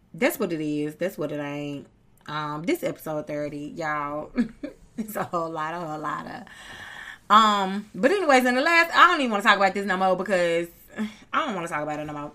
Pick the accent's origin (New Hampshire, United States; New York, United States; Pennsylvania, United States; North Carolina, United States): North Carolina, United States; I'm from North Carolina